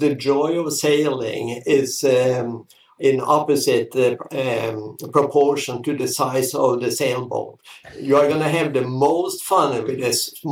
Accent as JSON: {"language": "English", "country": "Norway", "tie": "born or raised there", "also_born_or_lived": "France", "second_language": "English", "moved": "as an adult", "lives_now": "Florida, United States", "said": "I grew up in Norway"}